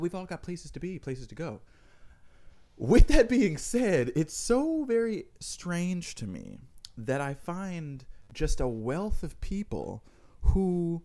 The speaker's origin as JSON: {"language": "English", "region": "New York", "country": "United States", "said": "me being a New Yorker"}